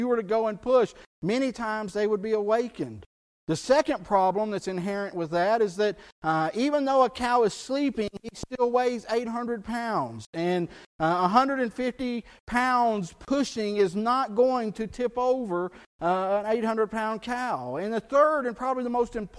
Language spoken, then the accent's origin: English; South Texas, United States; where I grew up in South Texas, we were surrounded by bayous